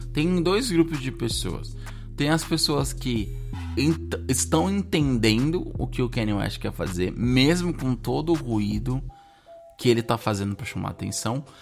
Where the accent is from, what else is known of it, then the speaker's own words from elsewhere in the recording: Brazil; moved away as an adult; eu cresci no Brasil, falo português